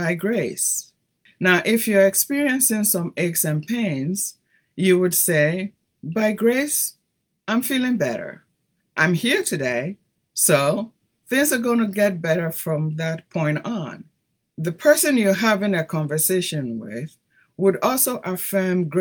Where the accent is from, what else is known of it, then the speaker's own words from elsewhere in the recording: Ghana; moved away as an adult; also born or lived in Italy / Brazil; now in United States; growing up in Ghana